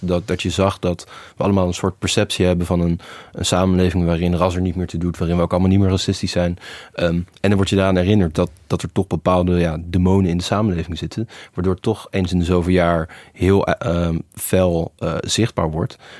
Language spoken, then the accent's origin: Dutch; Netherlands; wij doen het zelf wel als Nederlanders